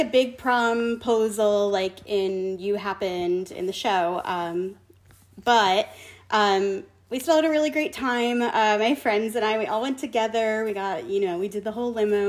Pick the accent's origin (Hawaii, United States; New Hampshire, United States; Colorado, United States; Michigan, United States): New Hampshire, United States; Concord; I grew up in New Hampshire. Um, okay. Concord, New Hampshire. I went to Concord High School.